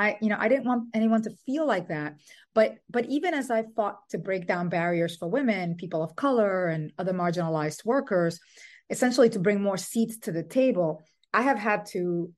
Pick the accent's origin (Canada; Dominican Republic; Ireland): Dominican Republic; also born or lived in New York City; now in Brooklyn, United States; I am Dominican and Puerto Rican. I was born in New York City and raised in the Dominican Republic. And I have a 14-year-old daughter, and my husband, my daughter, and I live in Brooklyn.